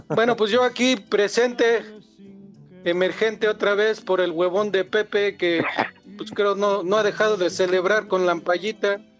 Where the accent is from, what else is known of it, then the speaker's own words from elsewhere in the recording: Toluca, State of Mexico, Mexico; Yo soy de Mero Toluca.